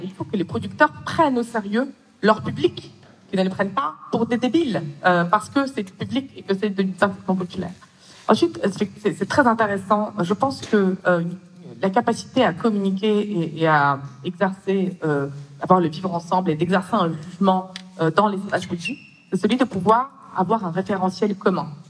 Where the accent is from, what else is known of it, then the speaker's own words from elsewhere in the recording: Russia; moved away; je suis née en Russie et je suis d'origine russe.